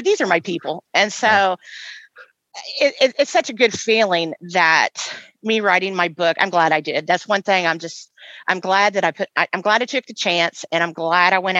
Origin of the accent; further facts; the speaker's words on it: Indiana, United States; now in West Tennessee, United States; my hometown of Indiana. We talked a little bit earlier about growing up in Indiana.